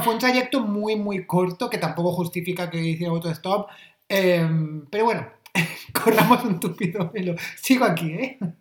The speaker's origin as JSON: {"language": "Spanish", "area": "Almería", "region": "Andalusia", "country": "Spain", "tie": "born or raised there", "said": "en mi pueblo, que es un pueblo de Almería"}